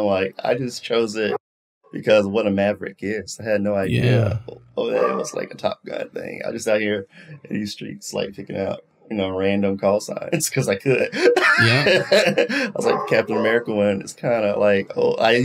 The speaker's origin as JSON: {"language": "English", "town": "Memphis", "region": "Tennessee", "country": "United States", "also_born_or_lived": "Nashville, Tennessee", "moved": "as an adult", "lives_now": "Atlanta, United States", "said": "I'm in Atlanta. I'm from Memphis originally, and moved back to Memphis after the military."}